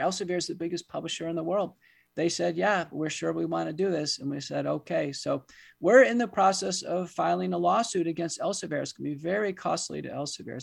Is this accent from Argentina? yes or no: no; United States; as an American